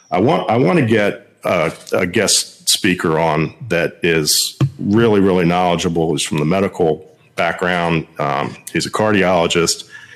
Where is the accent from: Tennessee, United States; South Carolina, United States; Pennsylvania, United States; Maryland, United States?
Maryland, United States; I'm from Maryland, and I live in Montgomery County.